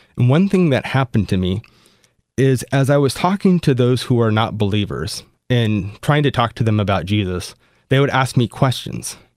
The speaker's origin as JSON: {"language": "English", "region": "Southern California", "country": "United States", "tie": "born or raised there", "said": "In Southern California, where I grew up"}